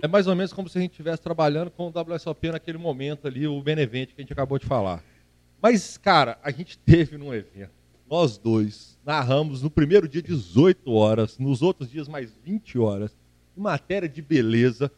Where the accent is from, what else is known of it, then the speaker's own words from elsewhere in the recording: Minas Gerais, Brazil; sou mineiro